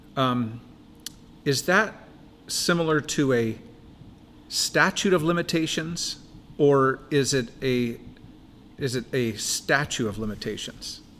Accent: Buckley, Washington, United States; I grew up in Buckley, Washington

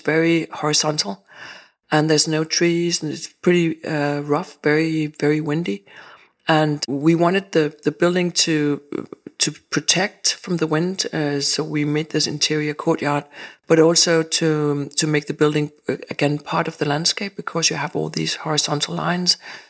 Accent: Rungsted, Capital Region of Denmark, Denmark; also born or lived in Jutland; I grew up at different places. I grew up in Rungsted, actually, in the north of Zealand. And then me and my parents moved to Jutland. So I've been living different places in Jutland.

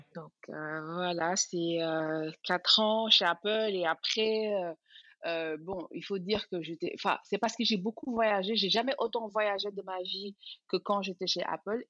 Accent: Dakar, Senegal; moved away as an adult; also born or lived in Paris; je suis sénégalaise, euh, née et grandie à Dakar

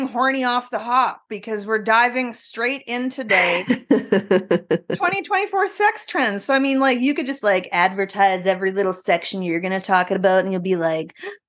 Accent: Canada; also born or lived in northern British Columbia; now in British Columbia, Canada; we're true Canadians

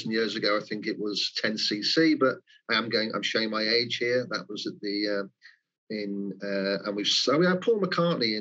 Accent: the Wirral, North West England, United Kingdom; moved away as an adult; now in Greater Manchester, United Kingdom; being a Wirral, born and bred on the Wirral and educated at Trent Polytechnic

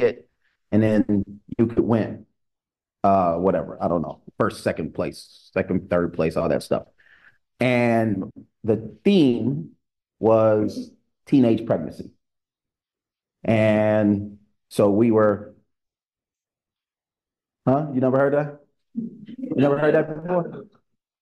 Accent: Ohio, United States; I grew up in Ohio. So I was in the Midwest region.

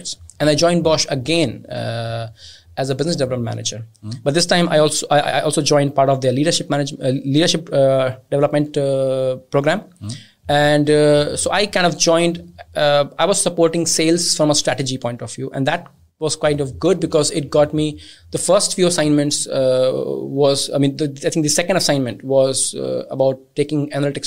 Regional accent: India; I'm originally from India

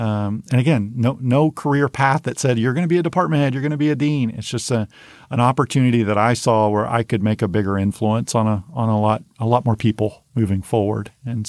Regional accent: Godley, Texas, United States; She's a teacher's aide at the same school that I grew up in Godley.

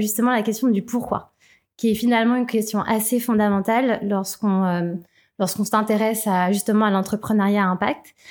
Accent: Thonon-les-Bains, Auvergne-Rhône-Alpes, France; dans ma ville natale, tenons les mains

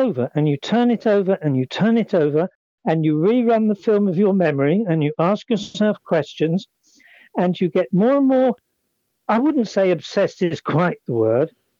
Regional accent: England, United Kingdom; also born or lived in Surrey / France; Being an Englishman

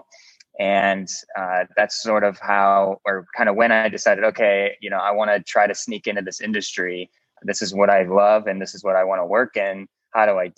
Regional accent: Ohio, United States; I'm from Ohio

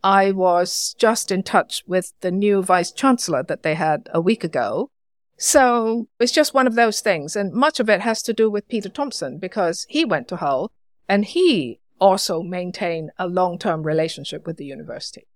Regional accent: Hong Kong; I was born in Hong Kong.

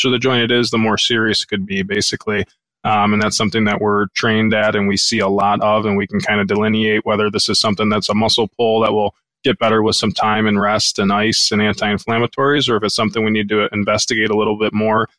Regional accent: Southeast Michigan, United States; I grew up in Southeast Michigan, went to undergrad at Oakland University, went to grad school at Wayne State. So the Shelby Township, Sterling Heights, kind of Metro Detroit area

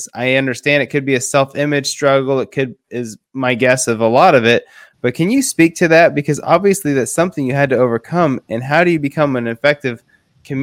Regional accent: West Coast, United States; I'm from the West Coast, is where I grew up, and we talk fast

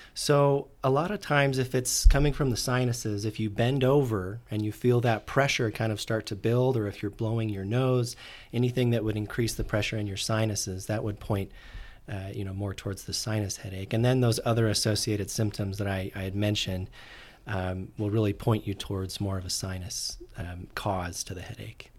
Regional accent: Orem, Utah, United States; I'm originally from Orem, Utah

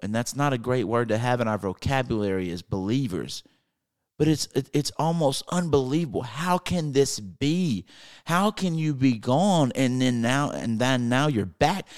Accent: North Mississippi, United States; I'm from North Mississippi, and we don't see snow very much

